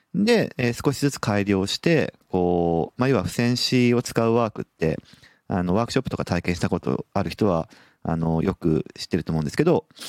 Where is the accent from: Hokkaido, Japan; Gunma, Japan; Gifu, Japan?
Hokkaido, Japan; Sapporo; now in Nagoya, Japan; もともと北海道札幌市の出身